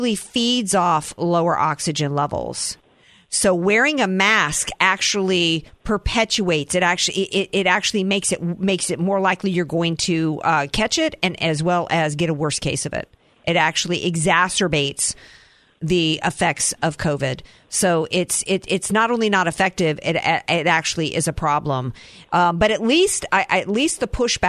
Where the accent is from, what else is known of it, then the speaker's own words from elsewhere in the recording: the South, United States; I'm a Southerner